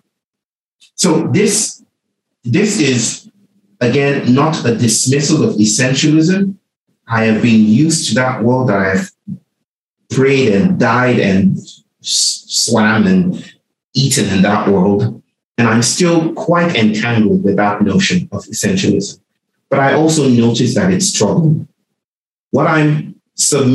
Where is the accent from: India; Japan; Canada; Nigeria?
Nigeria; I was born in Nigeria and I got programmed to be Nigerian